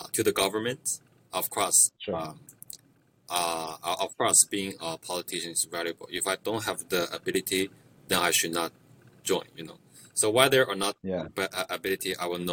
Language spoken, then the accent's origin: English; China; first language Mandarin; English is a second language; now in Canada; I grew up in China